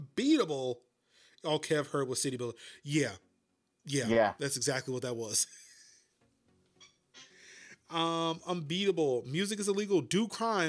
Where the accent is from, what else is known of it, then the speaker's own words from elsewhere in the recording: United States; as an American